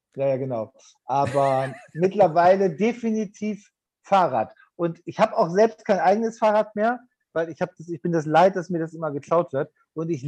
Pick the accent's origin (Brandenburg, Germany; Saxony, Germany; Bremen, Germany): Bremen, Germany; Bremen ist meine Geburtsstadt.